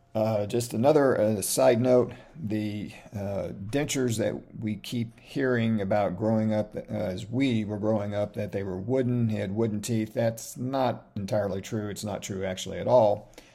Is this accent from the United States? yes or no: yes; Omaha, Nebraska, United States; I was born in Omaha, Nebraska